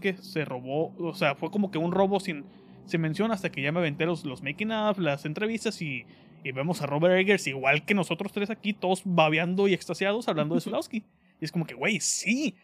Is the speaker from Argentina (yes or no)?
no; Mexico; soy de México.